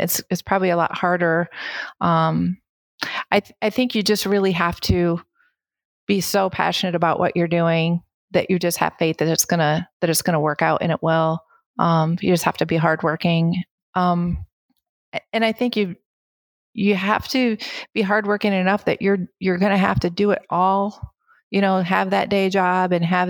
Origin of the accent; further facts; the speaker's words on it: Kalamazoo, Michigan, United States; moved away as an adult; I grew up in Kalamazoo and I went to school in Kalamazoo